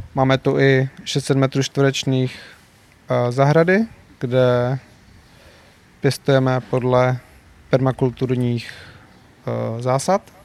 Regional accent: Czechia; jako Češi

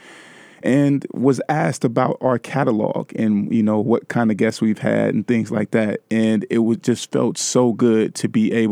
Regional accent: California, United States; one of the homes that I grew up in California

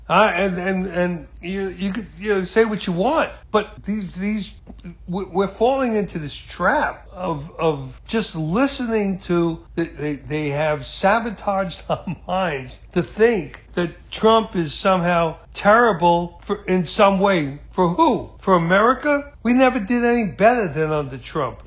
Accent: United States; I'm an American through and through. This is my country

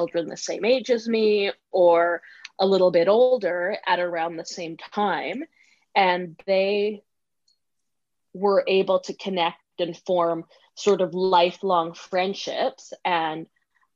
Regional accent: Vancouver, British Columbia, Canada; also born or lived in Peru; I was born in Peru, and I was adopted when I was 3 months old, and that's when I came to Canada shortly after, and in Vancouver in particularly, so on the West Coast, and that's where I have lived and grown up my entire life

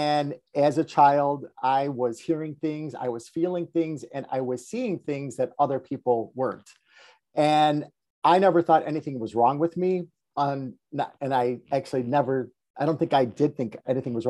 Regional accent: Chicago, Illinois, United States; I grew up here in Chicago. I grew up on the west side of Chicago

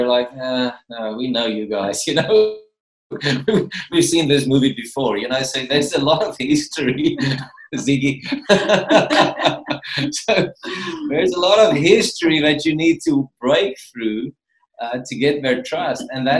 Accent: Gauteng, South Africa; moved away; because, you know, we come from Gauteng, so our contact with the cause, our culture has been zero up to we moved here, basically, you know.

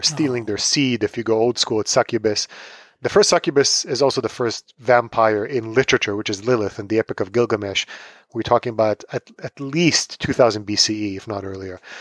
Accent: Tel Aviv, Tel Aviv District, Israel; moved away as an adult; also born or lived in New York City; now in United States; I am originally from Tel Aviv, Israel. I grew up there. I moved to the States

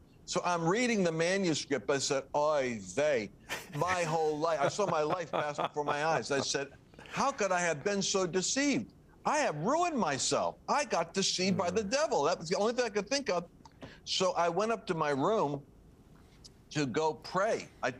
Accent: Rhode Island, United States; And so I came from Rhode Island up in Boston where winters are really aggressive.

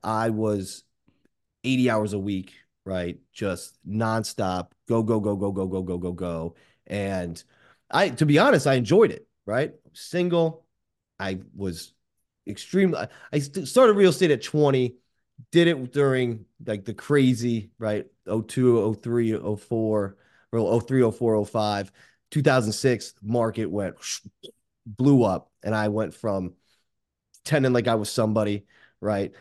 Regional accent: Boca Raton, Florida, United States; a five eight Jewish guy from Boca Raton

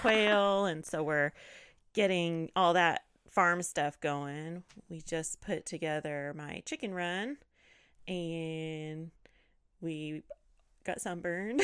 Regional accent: California, United States; I grew up, born and raised in California

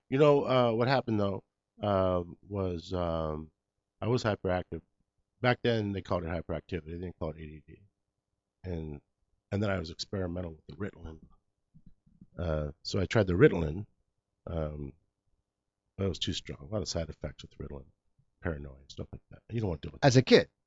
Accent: Los Angeles, California, United States; first language English; also born or lived in East LA / Pico Rivera / La Mirada; being born and raised in Los Angeles

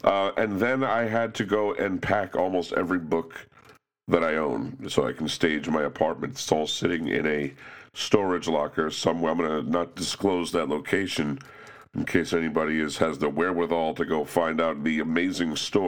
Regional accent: Cos Cob, Connecticut, United States; I was certainly aware of the commuters who took the train into Manhattan every morning from my hometown of Cos Cob.

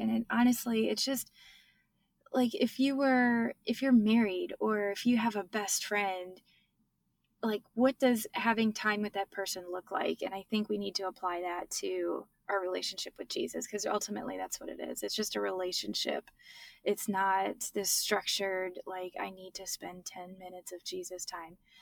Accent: Michigan, United States; now in Texas, United States; I grew up in Michigan, now I live in Texas

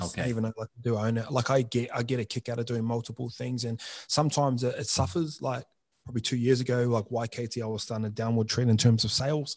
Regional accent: New Zealand; moved away; I'll come from New Zealand and my hometown's got the highest youth suicide rate in the country

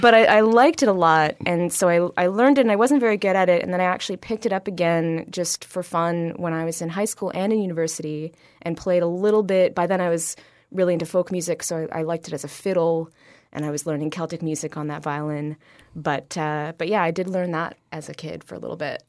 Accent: Ottawa, Ontario, Canada; now in Toronto, Canada; I grew up in Ottawa, Ontario

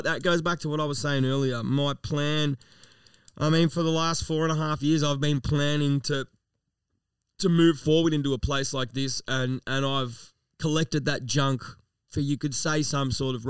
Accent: Melton, Victoria, Australia; also born or lived in Toolern Vale; I've always lived in Melton. I am a true blue 3337 M-Town motherfucking beast. Lived here my whole fucking life. I was born in Melton South.

